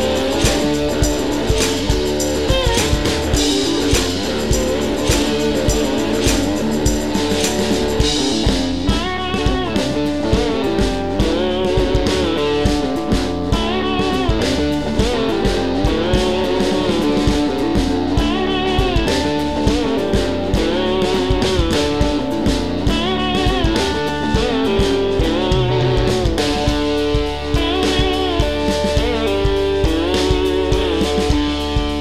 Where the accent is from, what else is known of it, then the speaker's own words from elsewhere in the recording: Blue Ridge Mountains, Georgia, United States; now in Tennessee, United States; We're from the Blue Ridge Mountains in Georgia originally